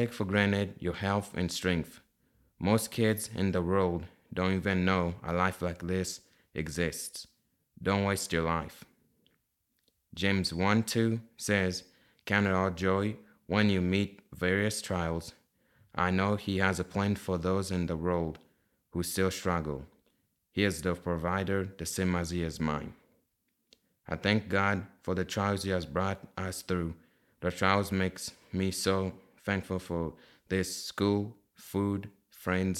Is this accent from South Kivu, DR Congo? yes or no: no; Kinshasa, DR Congo; moved away; I was raised in Kinshasa, the capital city of Democratic Republic of Congo